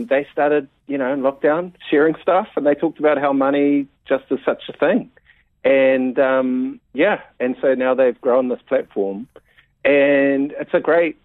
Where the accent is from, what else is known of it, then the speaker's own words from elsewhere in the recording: Mount Maunganui, Bay of Plenty, New Zealand; Growing up in the Mount